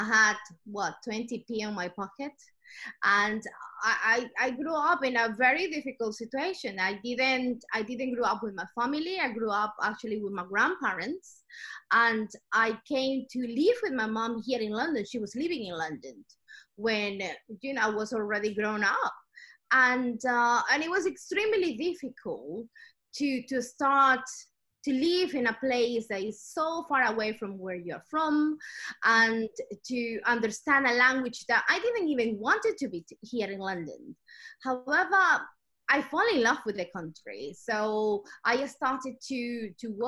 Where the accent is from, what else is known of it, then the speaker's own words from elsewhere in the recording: Ecuador; moved away as an adult; now in United Kingdom; I'm originally from South America. I'm from Ecuador.